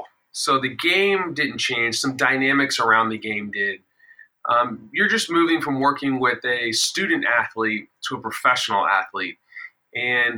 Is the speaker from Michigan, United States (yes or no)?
no; Dallas, Texas, United States; I'm originally from Dallas, Texas.